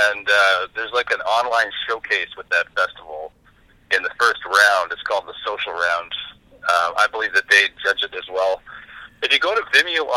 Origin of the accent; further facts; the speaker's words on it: Bangor, Saskatchewan, Canada; moved away as an adult; also born or lived in Vancouver, Canada; I grew up in Saskatchewan in a place called Bangor. Like, not Bangor, Maine, but Bangor, Saskatchewan